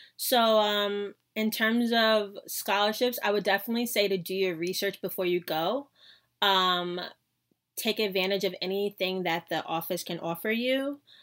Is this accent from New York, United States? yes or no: yes; New York City, New York, United States; I was from New York City.